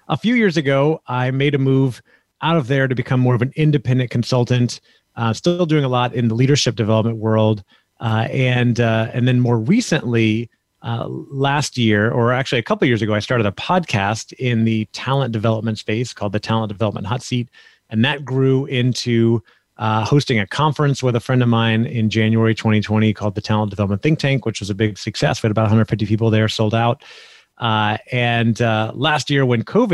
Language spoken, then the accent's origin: English; Orlando, Florida, United States; also born or lived in California; I grew up in a, pretty normal family in Orlando, Florida